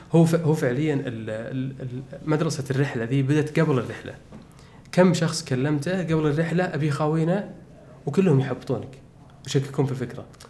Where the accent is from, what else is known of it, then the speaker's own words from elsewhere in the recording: Saudi Arabia; وحنا من السعوديه